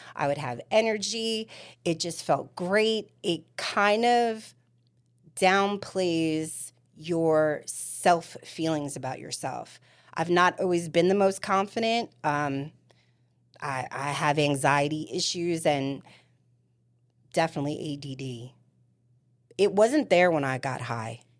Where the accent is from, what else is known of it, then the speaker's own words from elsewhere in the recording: New York City, New York, United States; also born or lived in New Jersey / Florida; now in Spring Hill, United States; I am from Staten Island, New York